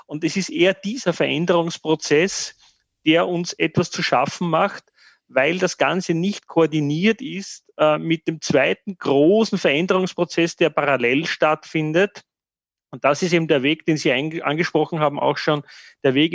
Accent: Austria; dass ich stolz bin, dass wir diesen Weg nicht eingeschlagen haben

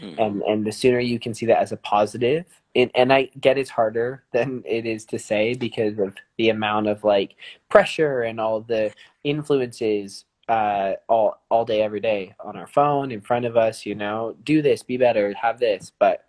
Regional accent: Calgary, Alberta, Canada; we're from Calgary in the south of France.

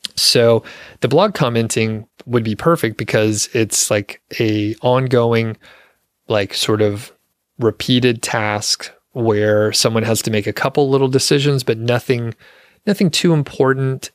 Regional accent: Georgia, United States; also born or lived in Montana; now in Colorado, United States; I'm from Georgia

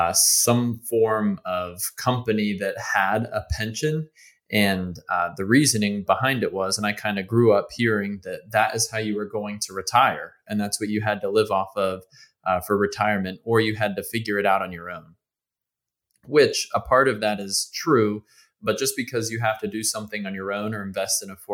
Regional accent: Northeastern United States, United States; So I grew up in the Northeast

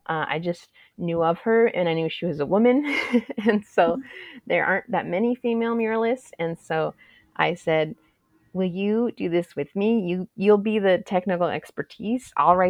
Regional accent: Tucson, Arizona, United States; I was raised in the South Side. My family has history there

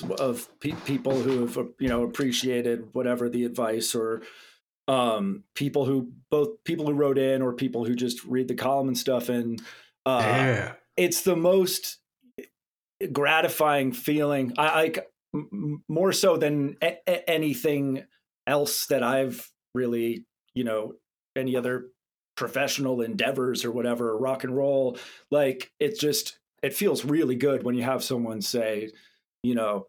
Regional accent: Southern California, United States; I grew up here in... my family moved out here when I was like 11 years old. So pretty much grew up out here

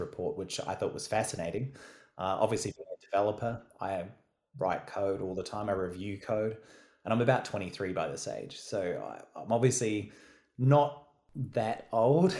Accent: New Zealand; moved away as an adult; now in Melbourne, Australia; I'm obviously from New Zealand originally

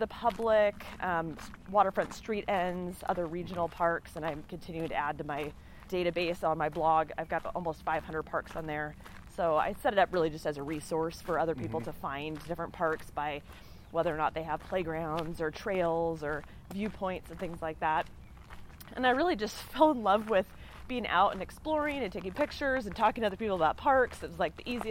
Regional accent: the Northwest, Pacific Northwest, United States; I grew up in the Northwest

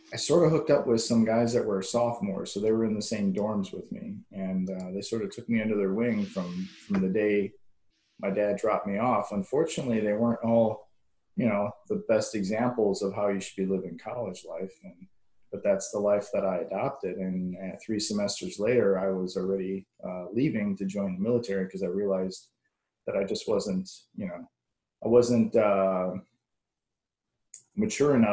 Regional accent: Madison, Wisconsin, United States; moved away as an adult; I actually got assigned back in my hometown of Madison, Wisconsin

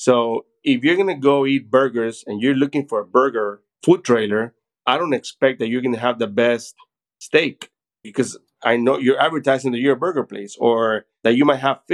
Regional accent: Managua, Nicaragua; now in McAllen, United States; I am originally from Managua, Nicaragua, so Central America.

